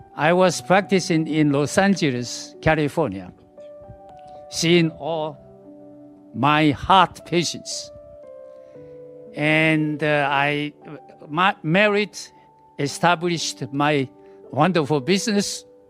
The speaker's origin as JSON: {"language": "English", "country": "Taiwan", "tie": "born or raised there", "moved": "yes", "said": "I came back to Taiwan I was born in Taiwan"}